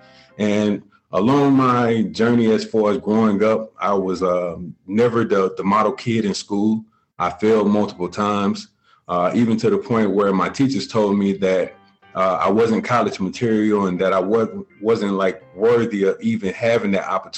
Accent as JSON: {"language": "English", "town": "Columbus", "region": "Georgia", "country": "United States", "moved": "yes", "lives_now": "Clarksville, United States", "said": "I'm originally from Columbus, Georgia, currently reside in Clarksville, Tennessee"}